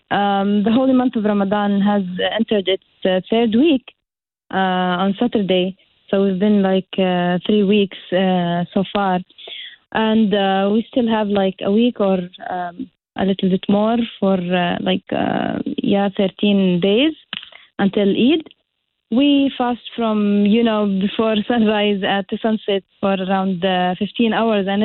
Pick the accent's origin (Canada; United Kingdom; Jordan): Jordan; moved away as an adult; now in Bridgeport, United States; Actually, uh, I grew up in Jordan, uh, Jordan country, which is in the Middle East. It's a small country, but uh, the people there are great. I uh, finished my school and uh, college life uh, and worked for there